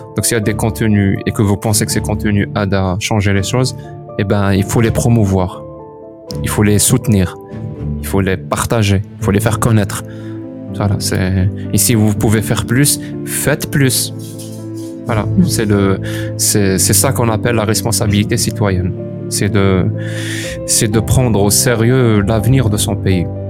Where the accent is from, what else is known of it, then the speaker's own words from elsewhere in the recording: Algeria; moved away as an adult; quitter l'Algérie